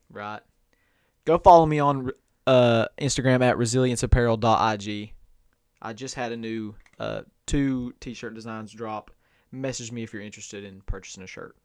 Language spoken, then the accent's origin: English; Inez, Kentucky, United States; I am from, born and raised in Ines, Kentucky, Martin County